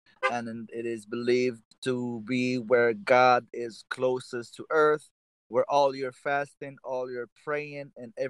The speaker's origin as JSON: {"language": "English", "country": "Morocco", "tie": "born or raised there", "said": "I was born and raised in Morocco, a predominantly Muslim country, so I am celebrating this beautiful month"}